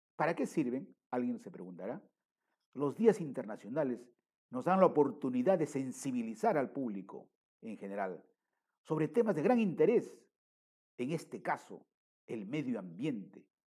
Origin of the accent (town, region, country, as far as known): Peru